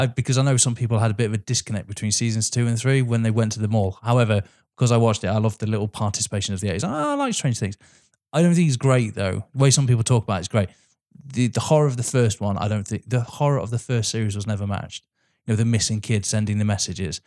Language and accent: English; England, United Kingdom; As an English person